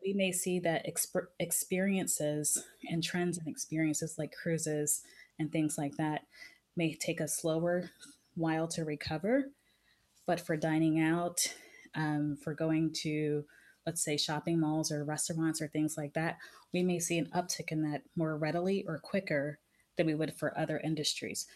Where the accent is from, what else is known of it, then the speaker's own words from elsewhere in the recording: United States; I was from the United States